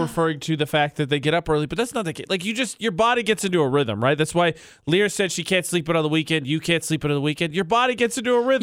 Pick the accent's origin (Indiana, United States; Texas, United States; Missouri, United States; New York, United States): Indiana, United States; moved away; one of these departments is in my home state